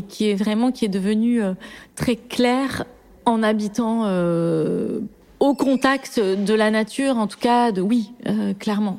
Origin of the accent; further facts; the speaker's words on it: Toulouse, Occitania, France; moved away; j'ai grandi à Toulouse euh, dans une maison